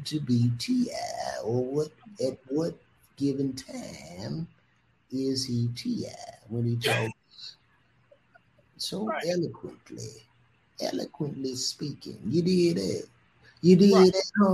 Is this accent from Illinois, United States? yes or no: yes; Chicago, Illinois, United States; now in Georgia, United States; I'm from Chicago.